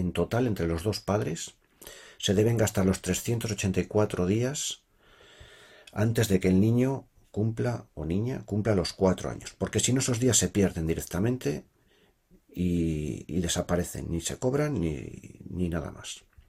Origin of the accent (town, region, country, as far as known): Spain; moved away as an adult; now in Sweden